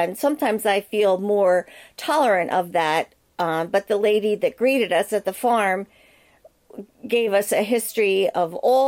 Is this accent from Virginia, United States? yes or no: no; Philadelphia, Pennsylvania, United States; Hey, I'm from Philly. I talk with my fists.